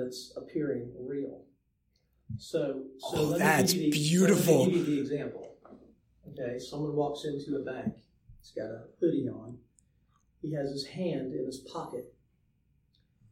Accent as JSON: {"language": "English", "town": "Savannah", "region": "Georgia", "country": "United States", "tie": "born or raised there", "also_born_or_lived": "Dallas, Texas", "said": "I grew up here in Savannah."}